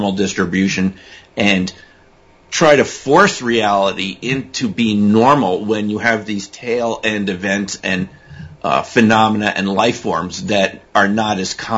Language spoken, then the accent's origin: English; East Coast, United States; also born or lived in Connecticut / Massachusetts; I'm from the East Coast, like you guys are from. I mean, I went to East Coast high schools, East Coast colleges, Connecticut, Massachusetts